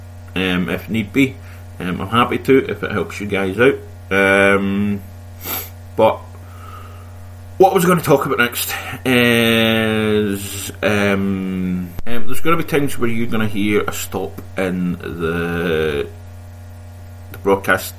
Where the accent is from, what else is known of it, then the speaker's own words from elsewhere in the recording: Scotland, United Kingdom; I'm Scottish, we do talk fast